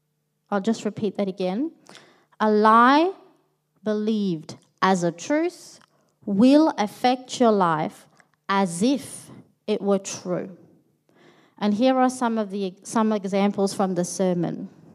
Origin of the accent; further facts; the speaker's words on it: Melbourne, Victoria, Australia; moved away as an adult; now in Sydney, Australia; So Stephen, my husband and I, we are originally from Melbourne. We're pretty new to Sydney.